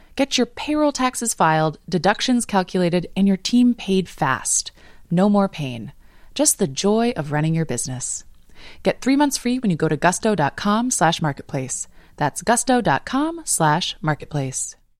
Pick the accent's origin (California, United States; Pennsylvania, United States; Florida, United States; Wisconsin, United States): California, United States; Los Angeles; now in Longmeadow, Massachusetts, United States; I grew up in Los Angeles, going to the beach